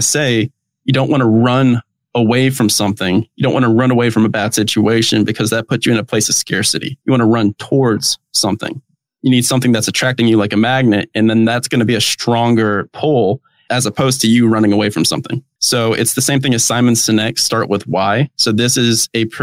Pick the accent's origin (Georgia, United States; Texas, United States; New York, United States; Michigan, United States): Georgia, United States; Atlanta; I'm from Atlanta, Georgia